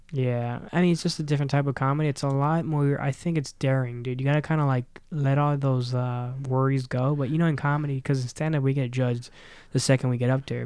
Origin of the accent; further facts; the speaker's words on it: Miami, Florida, United States; moved away; I'm from Miami